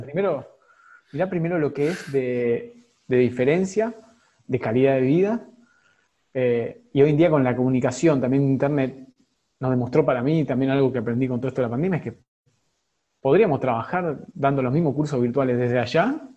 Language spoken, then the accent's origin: Spanish; Argentina; Somos en Argentina, estamos todos concentrados acá y me incluyo